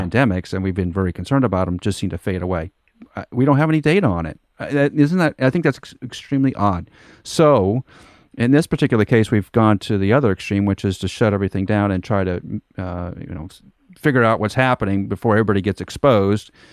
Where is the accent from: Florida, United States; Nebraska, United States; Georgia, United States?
Nebraska, United States; moved away; also born or lived in Wichita, Kansas; we grew up in Nebraska, lived in Wichita, Kansas for a number of years